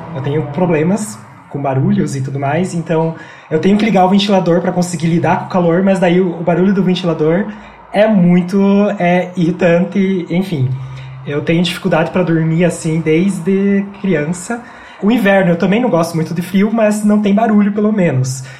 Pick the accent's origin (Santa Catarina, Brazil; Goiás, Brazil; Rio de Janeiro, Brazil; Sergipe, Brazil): Santa Catarina, Brazil; Porto União; accent: interior Paraná; moved away as an adult; now in Curitiba, Brazil; Eu nasci numa cidade bem pequena de Santa Catarina chamada Porto União, que fica na divisa com o Paraná